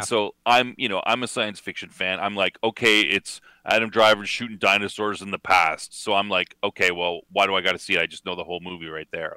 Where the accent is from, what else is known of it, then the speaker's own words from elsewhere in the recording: Canada; accent: Canadian; my Canadian accent